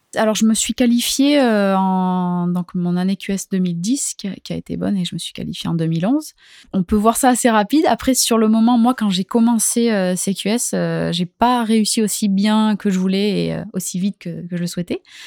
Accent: Hendaye, Nouvelle-Aquitaine, France; now in Anglet, France; J'ai grandi à Hendaye et là ça fait plusieurs années que, que je vis à Anglette

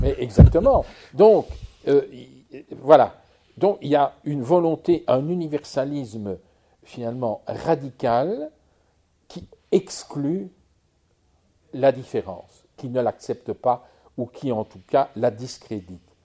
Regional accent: Charleroi, Wallonia, Belgium; je viens du pays de Charleroi où j'étais gosse

